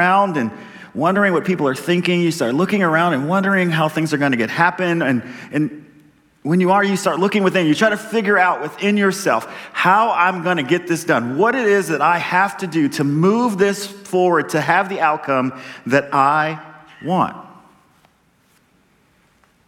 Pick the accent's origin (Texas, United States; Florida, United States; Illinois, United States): Texas, United States; I'm a Texan